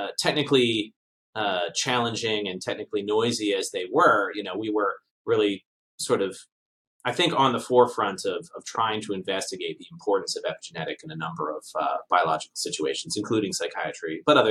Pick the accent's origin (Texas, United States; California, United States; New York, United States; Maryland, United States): Maryland, United States; Baltimore; moved away as an adult; also born or lived in Japan; now in Canada; I'm from Baltimore, Maryland, originally